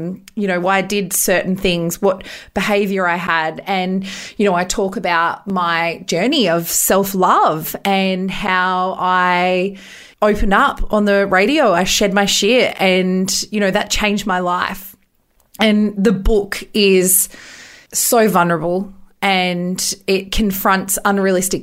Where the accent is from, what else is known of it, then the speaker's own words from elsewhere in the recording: Bathurst, New South Wales, Australia; growing up in Bathurst